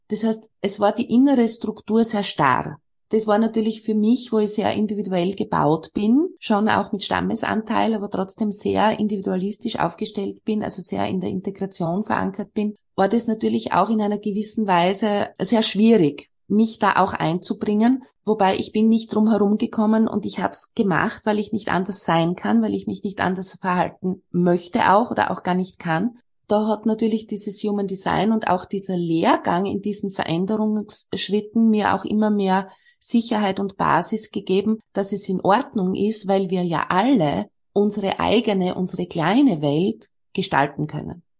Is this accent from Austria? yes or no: yes; Austria; bei uns in Österreich